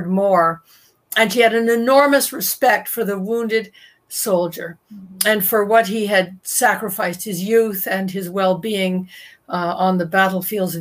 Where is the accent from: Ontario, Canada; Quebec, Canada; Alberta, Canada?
Ontario, Canada; Toronto; I was born in 1960 in Toronto, where I still live